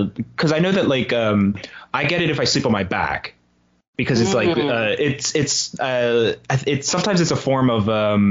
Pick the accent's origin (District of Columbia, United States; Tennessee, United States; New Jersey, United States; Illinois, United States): New Jersey, United States; I grew up in South Jersey.